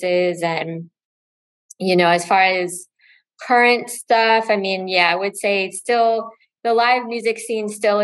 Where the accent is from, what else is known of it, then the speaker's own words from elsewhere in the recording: Bay Area, California, United States; moved away as an adult; now in New York, United States; I'm also in New York, originally from California